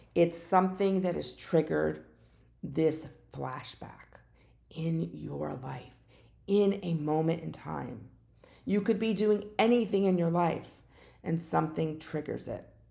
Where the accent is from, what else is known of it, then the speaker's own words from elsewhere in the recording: Parkland, Florida, United States; I'm from Parkland, Florida